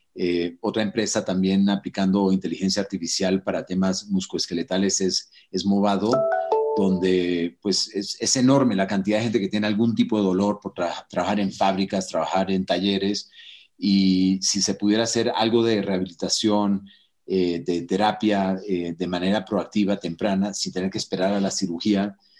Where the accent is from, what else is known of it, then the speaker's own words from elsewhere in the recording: Venezuela; also born or lived in Mountain View, California; now in Mexico; yo eh, crecí en Venezuela. O sea, cuando yo estaba en Venezuela de niño